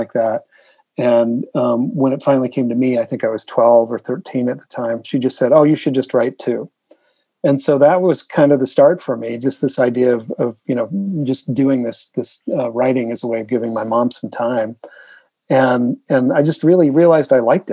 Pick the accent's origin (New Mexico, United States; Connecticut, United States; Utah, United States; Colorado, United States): Utah, United States; also born or lived in Iowa / Oklahoma / Wisconsin / Rhode Island; now in Southern California, United States; I was born in Iowa. I grew up in Utah.